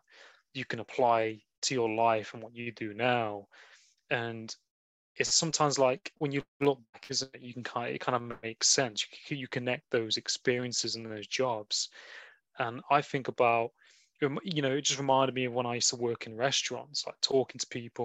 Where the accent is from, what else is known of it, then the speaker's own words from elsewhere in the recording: England, United Kingdom; we're experiencing in England, like being British.